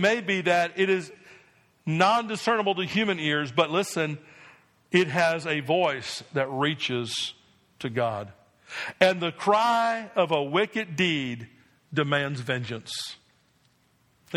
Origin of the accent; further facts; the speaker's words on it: New Jersey, United States; I grew up in New Jersey